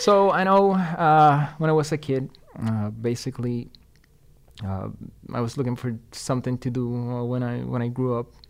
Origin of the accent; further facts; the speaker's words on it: Ponce, Puerto Rico; English is a second language; moved away as an adult; now in Madison, United States; I was born and raised in Puerto Rico, mm-hmm. uh, in a town called Ponce.